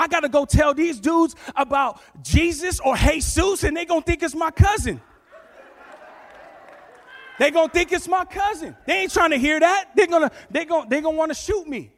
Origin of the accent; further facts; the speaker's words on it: New York, United States; now in California, United States; I'm originally from New York, born in Manhattan, raised in the Bronx. We came out to California